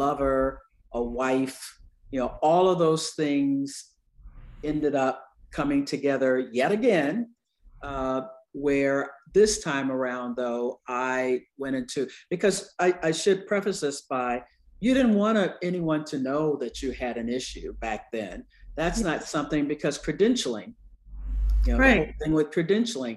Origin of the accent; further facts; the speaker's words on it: the South, United States; I'm from the South